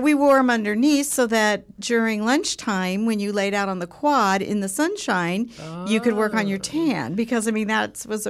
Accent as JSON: {"language": "English", "region": "Southern California", "country": "United States", "tie": "born or raised there", "moved": "yes", "lives_now": "Edmond, United States", "said": "Well, I was born and raised in Southern California, and I really had a fun, living in Southern California is just fun."}